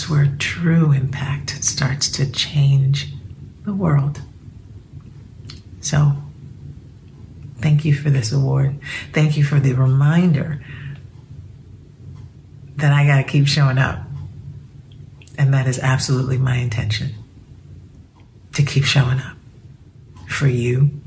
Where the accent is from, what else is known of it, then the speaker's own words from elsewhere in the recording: New York City, New York, United States; I grew up in the Bronx, the daughter of proud Cuban immigrants